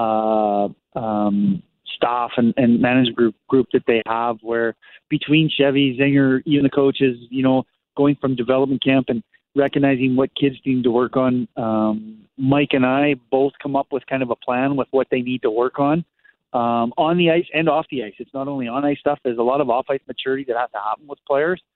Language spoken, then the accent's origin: English; Canada; moved away as an adult; also born or lived in Germany; now in Costa Mesa, United States; I'm Canadian